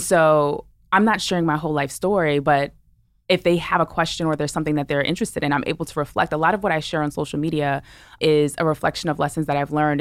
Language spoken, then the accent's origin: English; New York City, New York, United States; I'm a New Yorker, right? I'm from Brooklyn